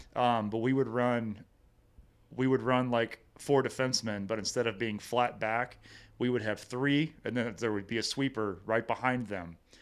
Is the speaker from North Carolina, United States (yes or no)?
no; Hillsboro, Missouri, United States; also born or lived in Cape Girardeau, Missouri; It's, uh, Hillsboro. Uh, born and raised there.